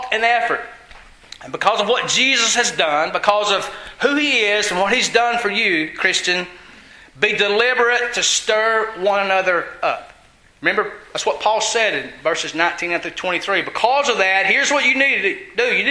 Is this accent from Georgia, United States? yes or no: yes; Georgia, United States; I'm from Georgia